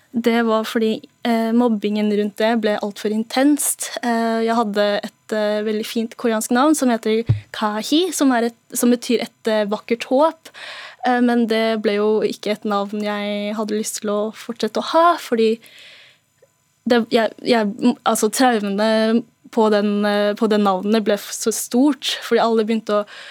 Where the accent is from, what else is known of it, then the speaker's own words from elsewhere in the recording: Norway; hele barndommen min i Norge